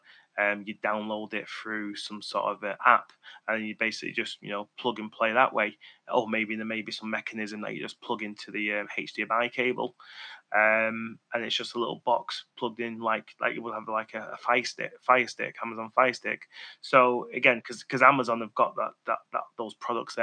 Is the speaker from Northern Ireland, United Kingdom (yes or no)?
no; Manchester, North West England, United Kingdom; accent: Mancunian; my Mancunian tone